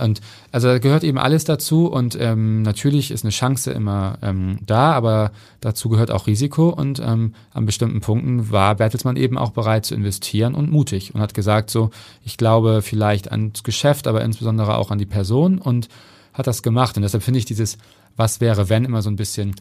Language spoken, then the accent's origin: German; Hamburg, Germany; Ich bin äh, alleine mit meiner Mutter und meinem Bruder aufgewachsen im Süden von Hamburg in äh, Neugraben